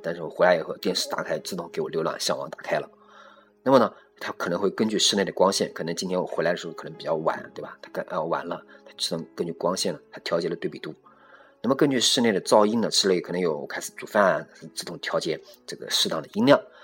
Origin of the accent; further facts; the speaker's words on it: China; 对于我们中国人目前的智能冰箱啊